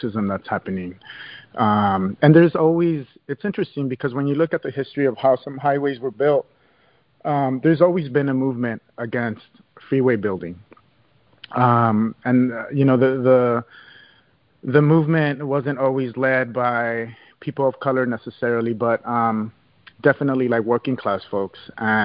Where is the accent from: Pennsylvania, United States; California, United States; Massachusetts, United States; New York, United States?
California, United States; Los Angeles; I was born and raised here in Los Angeles